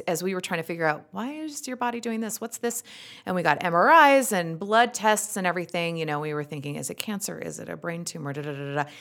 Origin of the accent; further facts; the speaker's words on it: Utah, United States; accent: thick Utah; my thick Utah accent